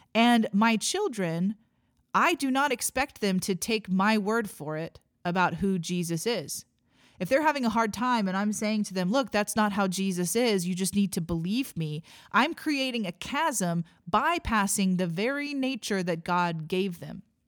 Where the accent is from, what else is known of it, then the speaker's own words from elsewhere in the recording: Missouri, United States; I was born and raised in Missouri